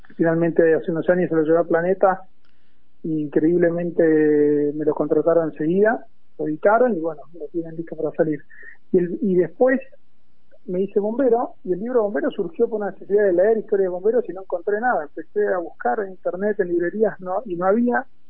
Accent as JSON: {"language": "Spanish", "country": "Argentina", "also_born_or_lived": "United States / General Pinto, Buenos Aires, Argentina", "said": "me recibí a los 24 años volví al país"}